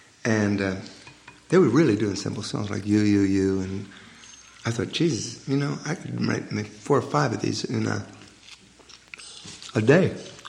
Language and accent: English; New York, United States; also born or lived in Forest Hills / Long Island; I grew up in New York.